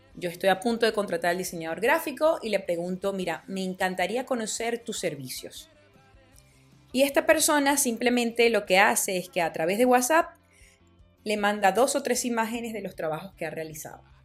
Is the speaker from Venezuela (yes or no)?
yes; Venezuela; en mi país, en Venezuela